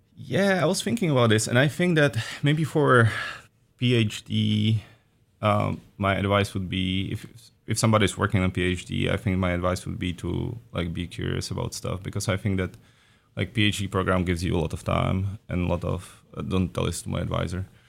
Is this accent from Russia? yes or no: no; Czechia; moved away as an adult; also born or lived in Prague, Czech Republic; now in Oregon, United States; I am from the Czech Republic originally, so I did my undergrad and master's, too, in Prague at Charles University